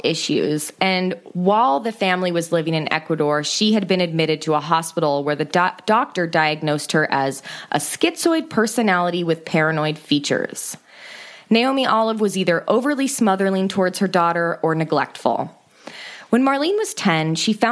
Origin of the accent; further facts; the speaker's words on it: Marin County, California, United States; my hometown of Marin County